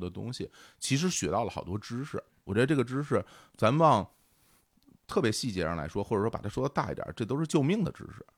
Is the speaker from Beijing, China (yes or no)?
yes; Beijing, China; 我从小就生活在北京的三环边儿上啊，然后呢，嗯，等我那个上中学的时候，搬了一次家，然后就搬到亚运村地区，那就在四环的边儿上